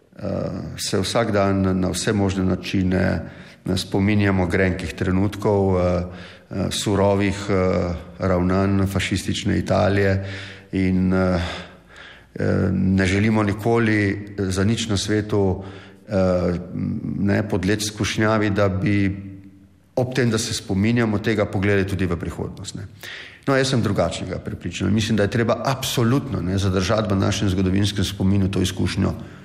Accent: Slovenia

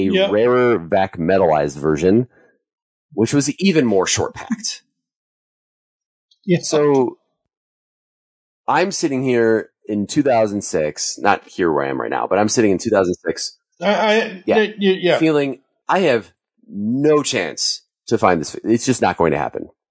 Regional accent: Long Grove, United States; the Walmart that was the closest to where I grew up in Long Grove

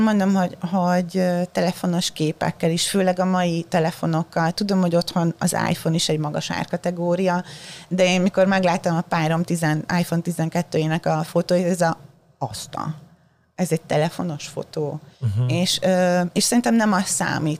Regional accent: Hungary; first language Hungarian; moved away as an adult; also born or lived in Baja / Budapest; now in New York, United States; otthon Magyarországon

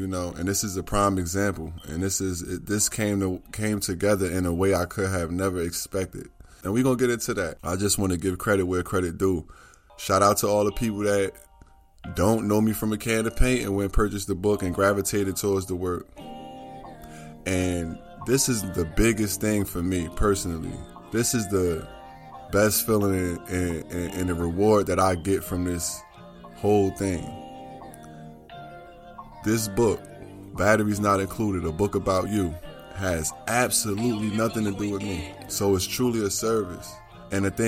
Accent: Newark, New Jersey, United States; my hometown, my city, my state, Newark, New Jersey

